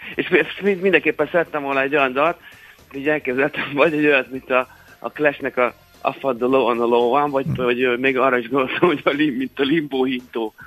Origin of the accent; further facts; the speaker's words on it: Saint Petersburg, Russia; now in Hungary; én Szentpéterváról származom, meg ott, ott születtem